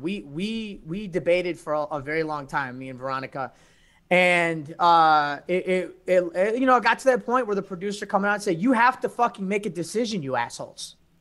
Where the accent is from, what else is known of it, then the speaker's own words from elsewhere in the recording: Chicago, Illinois, United States; I'm from the North Side.